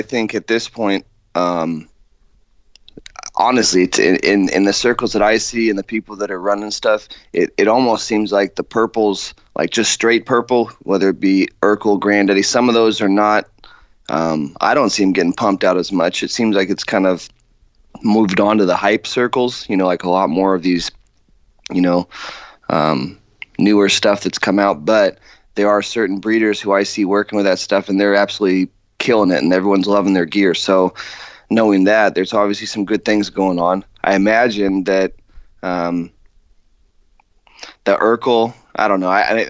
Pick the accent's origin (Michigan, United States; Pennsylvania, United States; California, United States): California, United States; moved away; I'm from California originally